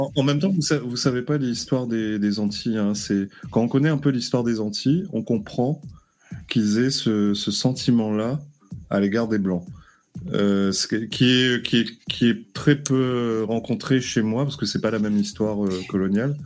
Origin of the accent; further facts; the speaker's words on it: Réunion; chez moi, à La Réunion